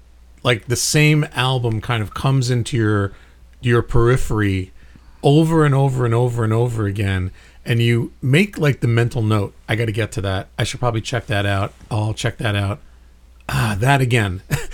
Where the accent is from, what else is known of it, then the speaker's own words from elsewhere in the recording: New York City, New York, United States; my hometown, Brooklyn, New York.